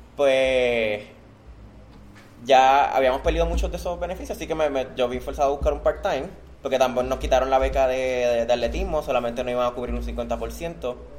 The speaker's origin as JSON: {"language": "Spanish", "country": "Puerto Rico", "said": "mi país es Puerto Rico y mi orgullo es Puerto Rico"}